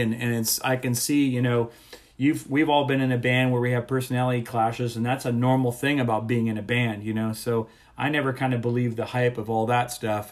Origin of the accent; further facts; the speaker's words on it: South Florida, United States; I grew up in South Florida